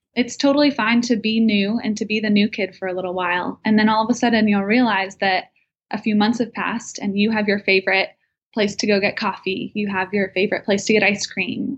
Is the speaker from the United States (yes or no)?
yes; Bridgewater, New Jersey, United States; moved away as an adult; also born or lived in North Carolina / Evanston, Illinois / Nashville, Tennessee; I'm actually from Bridgewater, New Jersey